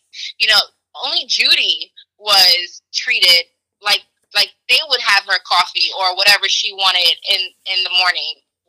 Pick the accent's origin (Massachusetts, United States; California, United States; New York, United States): New York, United States; New York City; Sorry, but like, I'm a New Yorker, you know.